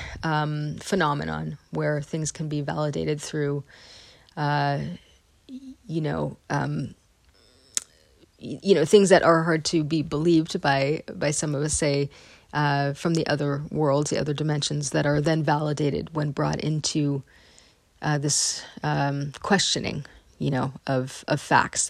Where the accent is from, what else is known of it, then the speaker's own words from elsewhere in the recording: Northern California, United States; I grew up in Northern California, in sort of the hotbed of New Age culture.